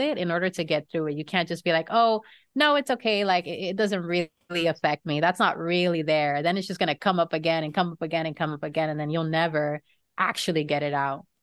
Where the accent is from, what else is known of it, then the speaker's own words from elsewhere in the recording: Florida, United States; also born or lived in New York; I am a Floridian just because I've lived here most of my life, although I was born in New York